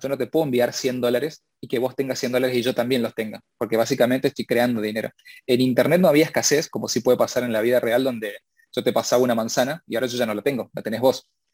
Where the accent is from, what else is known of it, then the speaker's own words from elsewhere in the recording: Argentina; yo soy argentino